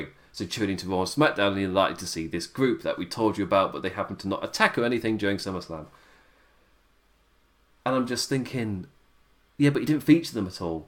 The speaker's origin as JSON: {"language": "English", "region": "England", "country": "United Kingdom", "said": "as an Englishman"}